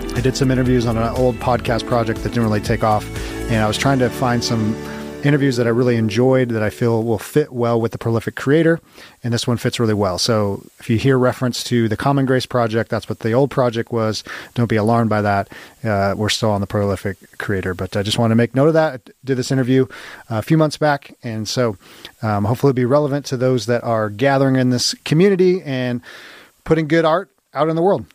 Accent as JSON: {"language": "English", "region": "West Coast", "country": "United States", "moved": "yes", "lives_now": "Kansas City, United States", "said": "I, am actually from the West Coast, and I'm in in the Midwest now in Kansas City"}